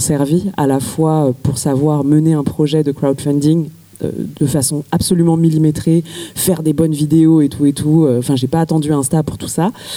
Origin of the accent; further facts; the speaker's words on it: Paris, Île-de-France, France; j'ai grandi à Paris